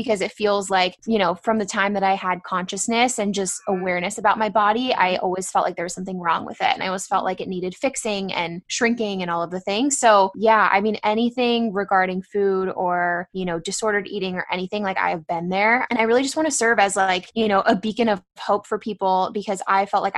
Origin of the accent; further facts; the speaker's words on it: San Diego, California, United States; also born or lived in San Francisco; I'm from San Diego. I grew up here